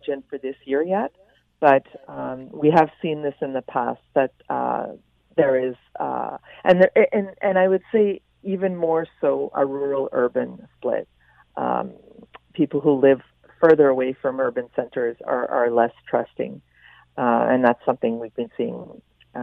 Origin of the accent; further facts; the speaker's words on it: Winnipeg, Manitoba, Canada; I'm not a native Quebecer. I grew up in Winnipeg